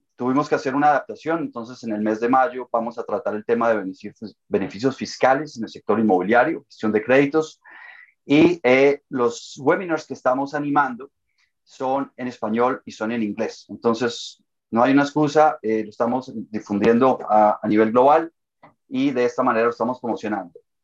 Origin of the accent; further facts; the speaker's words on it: Colombia; now in Toronto, Canada; soy de origen colombiano, eh, radico también en Toronto, en Canadá